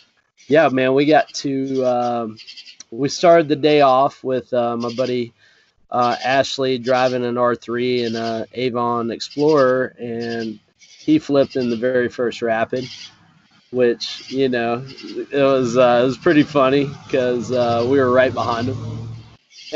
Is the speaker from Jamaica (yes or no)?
yes; Jamaica; I'm Jamaican.